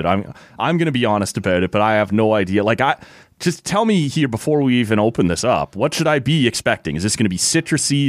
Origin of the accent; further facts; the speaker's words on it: Toronto, Ontario, Canada; now in Ottawa, Canada; if it came to my hometown